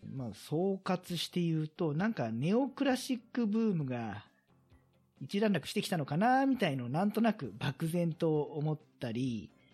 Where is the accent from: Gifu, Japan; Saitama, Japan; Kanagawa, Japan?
Kanagawa, Japan; 私自身はもう神奈川生まれなんで